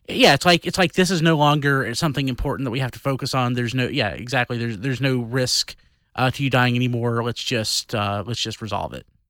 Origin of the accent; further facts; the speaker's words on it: the Bible Belt, United States; growing up in the Bible Belt, in the thickest, thickest part of the Bible Belt